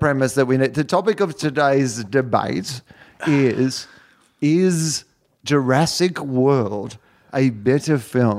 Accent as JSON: {"language": "English", "country": "Australia", "said": "I'm Australian, mate."}